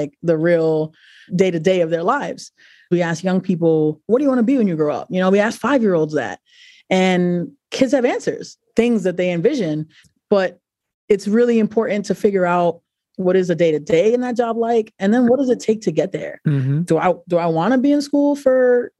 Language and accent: English; New York City, New York, United States; now in Providence, United States; I'm originally from New York City, and I am an advisor